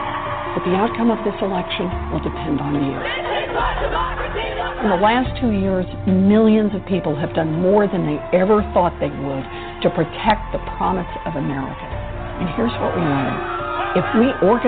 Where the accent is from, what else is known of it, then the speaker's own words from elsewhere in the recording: Oklahoma, United States; Growing up in Oklahoma